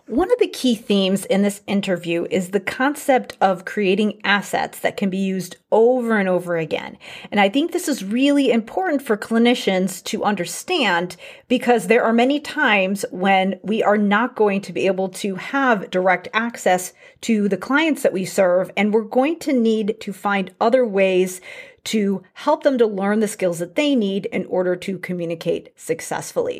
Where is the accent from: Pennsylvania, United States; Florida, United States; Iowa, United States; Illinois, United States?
Illinois, United States; Chicago; now in Bloomington, United States; I grew up in the Chicago area